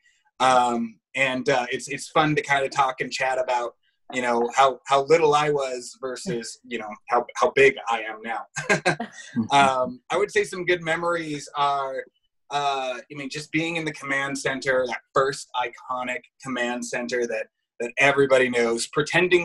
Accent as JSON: {"language": "English", "town": "Los Angeles", "region": "California", "country": "United States", "tie": "born or raised there", "said": "growing up in Los Angeles"}